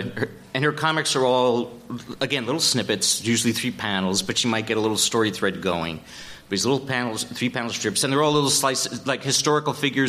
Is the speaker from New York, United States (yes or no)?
yes; Upstate New York, United States; born or raised there